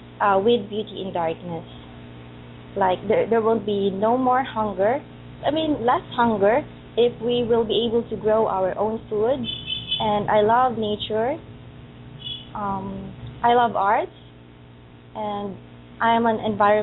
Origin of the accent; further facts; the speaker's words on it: Gumaca, Calabarzon, Philippines; English is a second language; moved away as an adult; I was raised in Philippines, particularly in Gumaca, where I am here now.